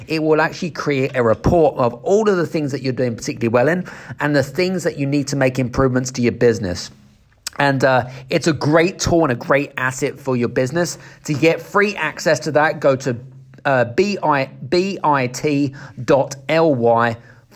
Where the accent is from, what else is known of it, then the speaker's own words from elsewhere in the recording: United Kingdom; I'm obviously coming from the UK as well